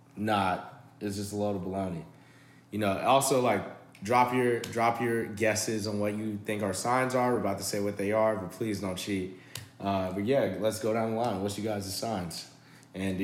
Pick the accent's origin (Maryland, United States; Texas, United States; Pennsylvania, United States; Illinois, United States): Illinois, United States; Chicago; I grew up in Chicago.